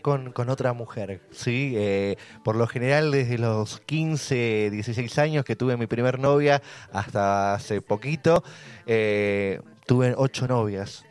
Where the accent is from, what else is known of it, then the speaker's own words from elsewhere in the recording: Buenos Aires, Argentina; moved away as an adult; now in Capilla del Monte, Argentina; Nací el 7 de octubre de 1986 en la ciudad de Buenos Aires